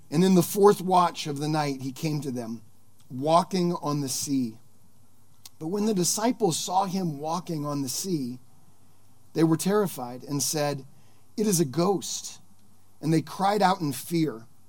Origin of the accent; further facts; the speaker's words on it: Sonoma County, California, United States; I grew up here in Sonoma County